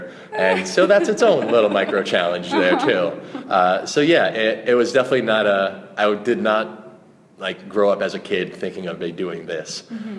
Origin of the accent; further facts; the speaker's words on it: Long Island, New York, United States; accent: New York; because I'm from Long Island and I had an awful New York accent and I mumbled and I spoke really fast and I was just incomprehensible.